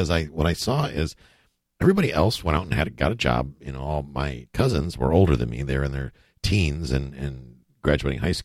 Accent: Buffalo, New York, United States; I grew up in Buffalo, New York.

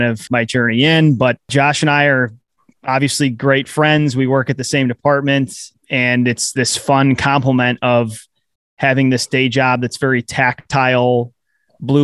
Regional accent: the Midwest near Chicago, Illinois, United States; I grew up in the Midwest near Chicago

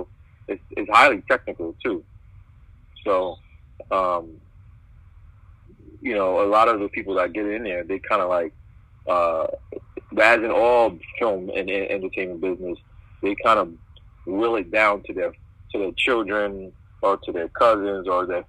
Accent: New York City, New York, United States; I'm from born and raised in Brooklyn. My mother is Jamaican

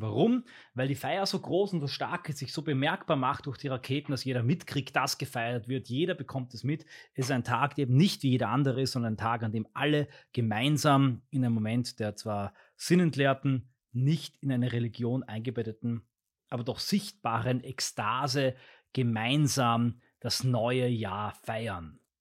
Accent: Austria; Bei uns in Österreich gehört das dazu, oder zumindest bei uns in unserer Familie, in dem Bereich von Österreich

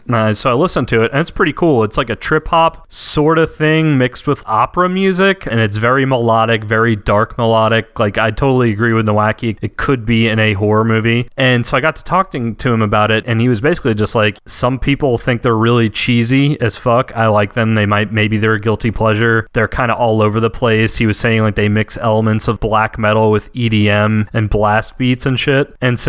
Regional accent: the South, United States; I'm from the South

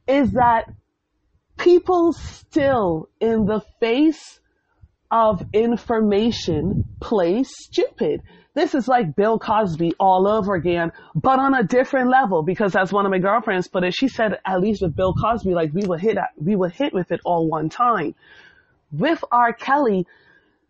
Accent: Bermuda; Growing up in Bermuda in the 90s, I went to the Barclay Institute

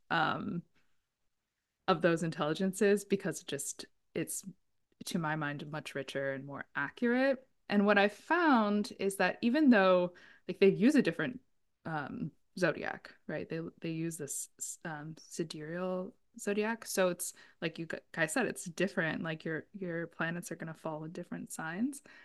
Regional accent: San Diego, California, United States; I grew up in San Diego

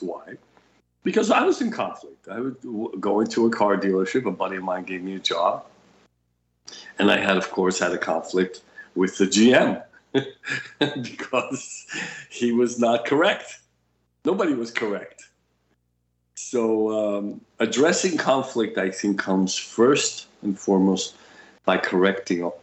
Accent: New York, United States; English is a second language; I'm a New Yorker with my New York attitude

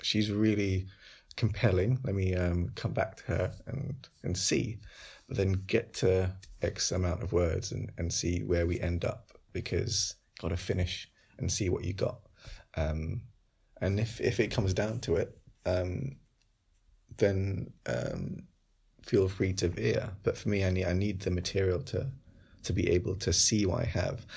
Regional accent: London, United Kingdom; around where I grew up in Wolves and Green

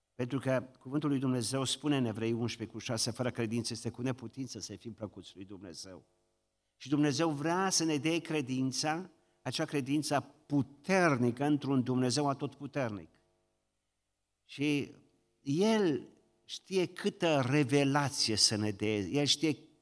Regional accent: Romania; noi ne mândrim ca români că suntem credincioși

